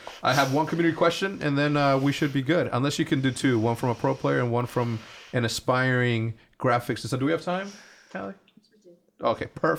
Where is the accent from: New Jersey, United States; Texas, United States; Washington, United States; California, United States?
Texas, United States; El Paso; born there; I was born in Texas. Born in El Paso, Texas, and I always knew that I was gonna end up there.